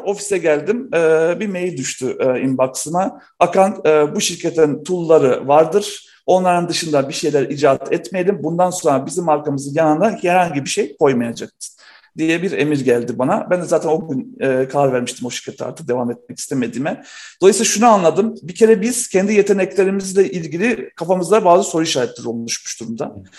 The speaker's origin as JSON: {"language": "Turkish", "country": "North Macedonia", "tie": "born or raised there", "moved": "yes", "lives_now": "Turkey", "said": "Artık olmayan bir ülkenin evladıyım. Yugoslavya'da doğdum"}